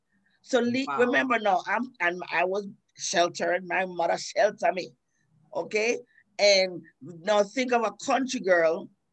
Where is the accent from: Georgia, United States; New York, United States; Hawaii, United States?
New York, United States; New York City; moved away as an adult; also born or lived in Queens, New York; now in Florida, United States; I'm a New Yorker. Bronx yeah. girl, everything. Born yeah. in Queens, raised in the Bronx.